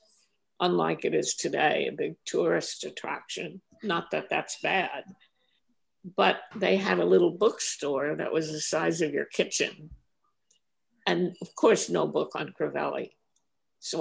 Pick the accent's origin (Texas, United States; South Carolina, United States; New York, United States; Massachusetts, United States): New York, United States; New York City; also born or lived in Brooklyn, New York; I moved when I was 1 or 2 years old to Manhattan. I mean, my parents moved to Manhattan, and I grew up in Washington Heights.